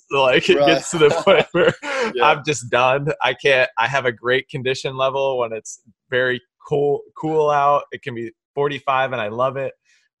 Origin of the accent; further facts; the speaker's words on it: Chicago, Illinois, United States; moved away as an adult; I grew up in Chicago climate.